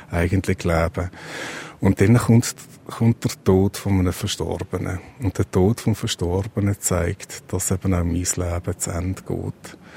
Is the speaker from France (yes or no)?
no; Switzerland; weil ich auch relativ reich bin, als Schweizer oder als Schweizerin